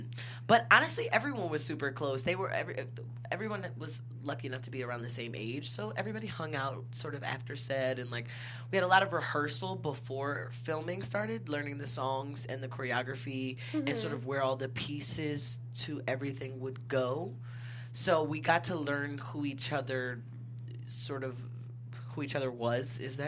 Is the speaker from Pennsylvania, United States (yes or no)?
yes; Philadelphia, Pennsylvania, United States; also born or lived in Brooklyn, New York; I am from Philly